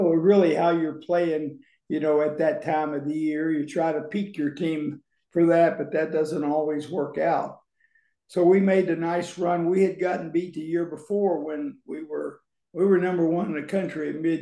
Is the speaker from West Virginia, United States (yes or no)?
yes; Charleston, West Virginia, United States; moved away as an adult; now in California, United States; I grew up in Charleston, West Virginia. Went to college there.